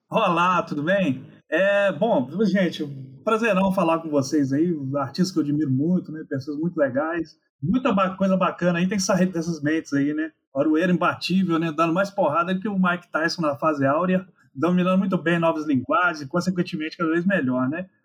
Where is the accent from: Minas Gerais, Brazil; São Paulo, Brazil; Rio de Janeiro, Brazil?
Minas Gerais, Brazil; Manhuaçu; moved away; eu nasci em Manhuaçu